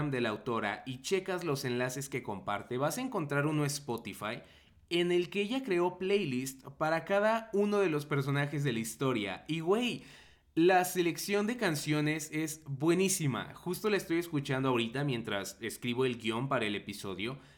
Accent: Mexico; la neta uno como mexicano o como no estadounidense en general pues a veces no está tan familiarizado con ciertos términos o dinámicas electorales.

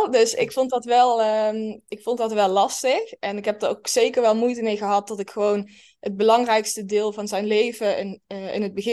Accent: Limburg, Netherlands; accent: Limburgish; now in Breda, Netherlands; ik woon in Breda en ik kom eigenlijk uit Limburg. Maar dat horen jullie niet meer als het goed is aan mijn accent.

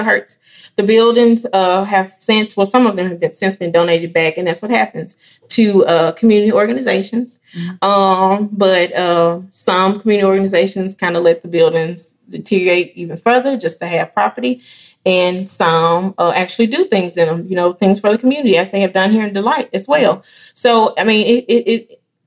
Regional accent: Elaine, Arkansas, United States; I'm from Elaine, Arkansas. I was a part of the last graduating class out of that district.

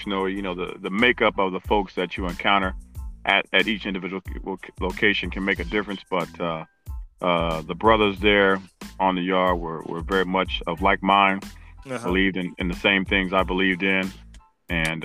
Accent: Indianapolis, Indiana, United States; I grew up on the east side of town, 42nd Post. Went to Lawrence School System, Lawrence Central High School

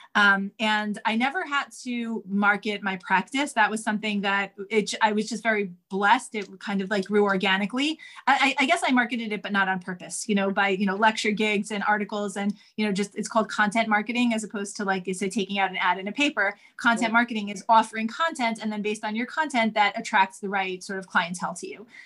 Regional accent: New York City, New York, United States; I grew up in Manhattan on the Upper West Side.

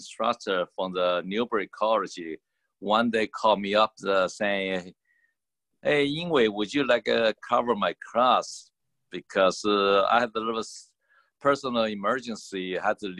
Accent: Taiwan; also born or lived in Boston, United States; now in United States; My personal origin is from the Taiwan. And come to the United States was probably 1982.

